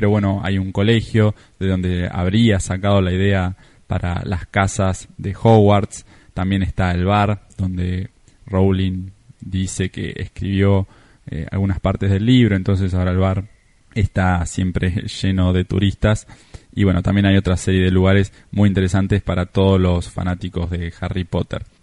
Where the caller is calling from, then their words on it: Argentina; Hola chicos … desde Argentina, me gusta mucho viajar, estuve en más de 40 países